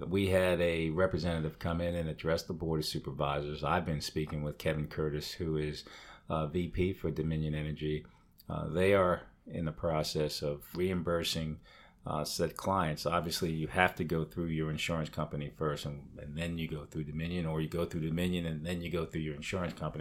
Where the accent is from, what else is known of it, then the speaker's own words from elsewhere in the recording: England, United Kingdom; moved away; Growing up in England